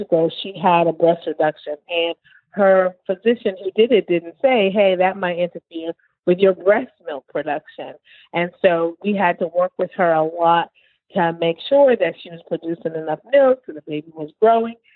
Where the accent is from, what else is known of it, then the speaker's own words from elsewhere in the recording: New Haven, Connecticut, United States; now in Houston, United States; growing up in New Haven, I grew up in an African American community